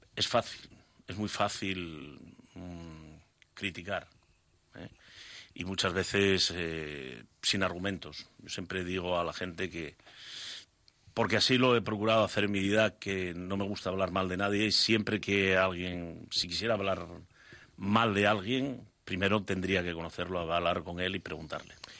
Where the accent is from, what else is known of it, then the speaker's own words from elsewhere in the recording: Asturias, Spain; me gusta Asturias, me gusta estar allí y, se me hace difícil estar fuera de, mi tierra